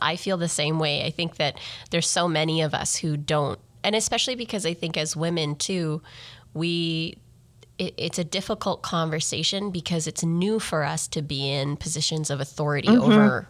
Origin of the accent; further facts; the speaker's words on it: Grande Prairie, Alberta, Canada; I was born and raised in Grand Prairie, Alberta, which is not Iqaluit and in Nunavut, but it's a northern for Alberta community.